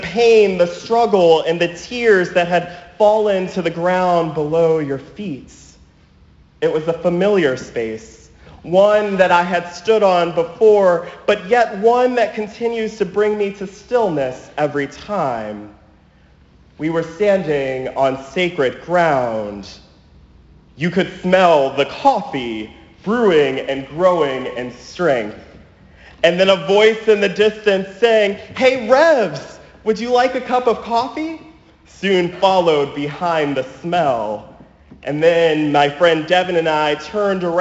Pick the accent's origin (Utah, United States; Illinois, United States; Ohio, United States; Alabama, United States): Ohio, United States; Chardon; now in Westfield, United States; Chardon High School in Ohio, just a few blocks away from my childhood home